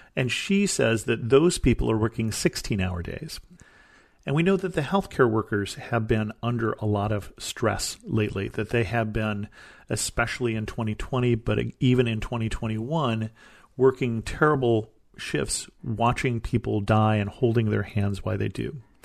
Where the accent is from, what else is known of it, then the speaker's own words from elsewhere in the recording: United States; as an American